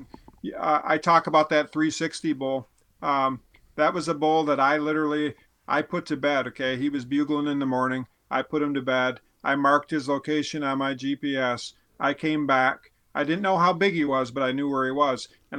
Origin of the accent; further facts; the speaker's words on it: Midwest, United States; And one of the mistakes we make as a Midwesterner or whatever, a guy who doesn't live with elk